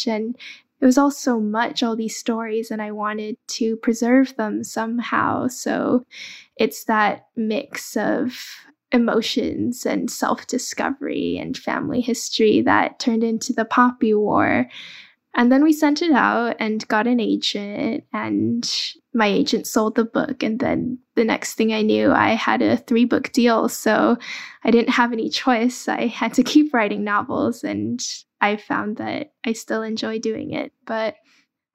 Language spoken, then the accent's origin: English; Dallas, Texas, United States; English is a second language; also born or lived in Guangzhou, China; I was born in Guangzhou, China, and my family immigrated to the U.S. when I was very young. I grew up in Dallas, Texas.